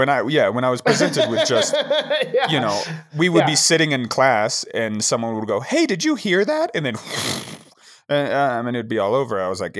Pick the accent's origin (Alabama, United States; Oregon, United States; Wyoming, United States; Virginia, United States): Wyoming, United States; Jackson; Growing up in Jackson, I was like 80 miles from it.